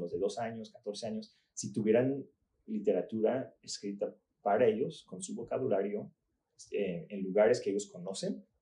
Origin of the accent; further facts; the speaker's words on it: Puebla, Mexico; moved away as an adult; also born or lived in Chalco, Mexico / Portland; Pues yo crecí mi adolescencia en Puebla y luego me fui a estudiar a Portland.